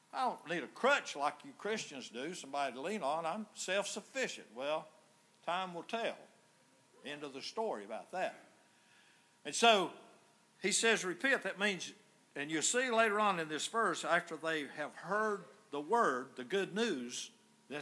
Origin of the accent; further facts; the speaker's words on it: Yancey County, North Carolina, United States; I grew up in the Presbyterian Church over in Yancey County